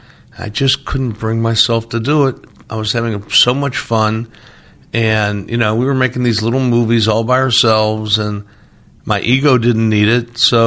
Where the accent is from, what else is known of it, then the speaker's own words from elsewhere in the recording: Midwest, United States; I grew up in the Midwest. I have Midwestern tastes.